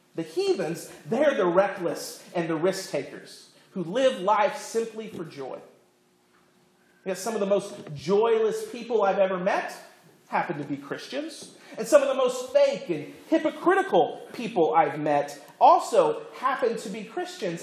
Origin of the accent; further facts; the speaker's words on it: Florida, United States; I grew up in Florida, not Iowa